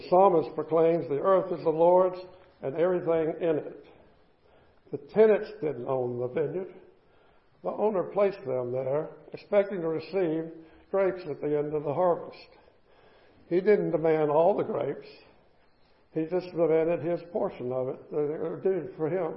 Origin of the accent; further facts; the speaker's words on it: the South, United States; Growing up in the South